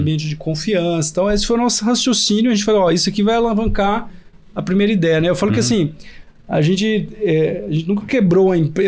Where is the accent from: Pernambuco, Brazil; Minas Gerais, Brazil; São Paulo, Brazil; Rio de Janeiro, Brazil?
Pernambuco, Brazil; Recife; moved away as an adult; also born or lived in Piracicaba; Sou de Recife